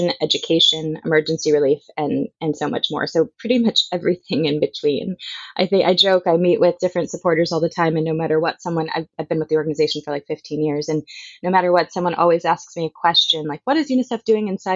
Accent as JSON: {"language": "English", "town": "Chicago", "region": "Illinois", "country": "United States", "tie": "born or raised there", "said": "I grew up in Chicago"}